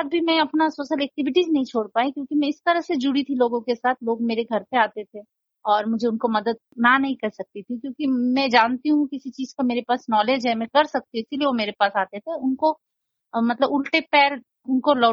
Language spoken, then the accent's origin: Hindi; Nepal; मैं नेपाली हूँ और मेरी शादी बेंगोली फैमिली में हुई है